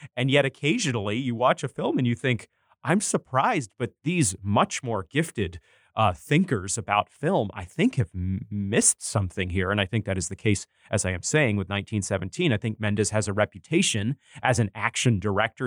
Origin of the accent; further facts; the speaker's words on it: Bangor, Maine, United States; reading reviews of movies in my local newspaper growing up in Maine, the Bangor Daily News